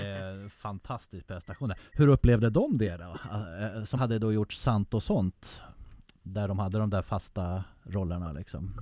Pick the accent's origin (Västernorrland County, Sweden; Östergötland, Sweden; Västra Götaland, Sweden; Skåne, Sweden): Västernorrland County, Sweden; Härnösand; Härnösand där jag växte upp.